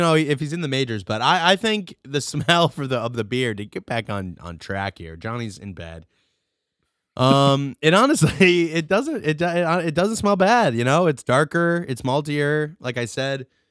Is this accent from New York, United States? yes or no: yes; Rochester, New York, United States; I'm from Rochester